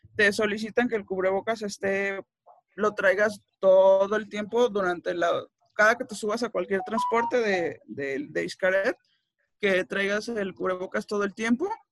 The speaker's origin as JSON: {"language": "Spanish", "town": "Tepic", "region": "Nayarit", "country": "Mexico", "said": "yo soy de Tepic"}